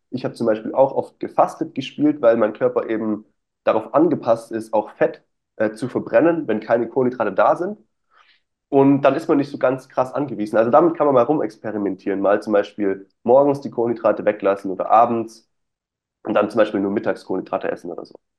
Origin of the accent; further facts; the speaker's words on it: Stuttgart, Baden-Württemberg, Germany; Ich komme aus Stuttgart oder aus der Nähe von Stuttgart.